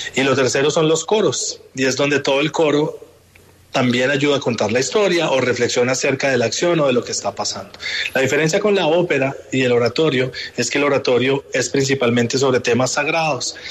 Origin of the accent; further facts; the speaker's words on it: Bogotá, Colombia; moved away as an adult; now in New York, United States; yo crecí en Bogotá